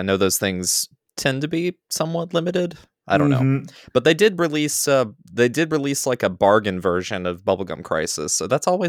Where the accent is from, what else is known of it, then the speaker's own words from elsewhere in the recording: North Carolina, United States; accent: southern; if you're born and raised in North Carolina like I am